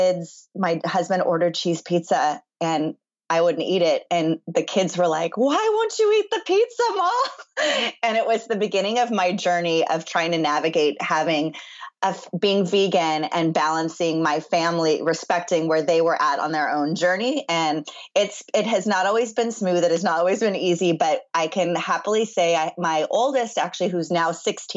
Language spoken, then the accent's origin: English; Los Angeles, California, United States; also born or lived in Chicago; I'm in Los Angeles, born and raised